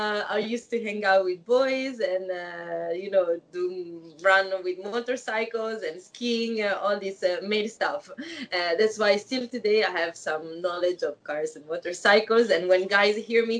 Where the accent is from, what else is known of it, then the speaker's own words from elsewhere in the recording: Novara, Piedmont, Italy; English is a second language; also born or lived in Woodbridge, Virginia, United States; now in Milan, Italy; I was born and grew up in a small city next to Milan. It's a small town called Novara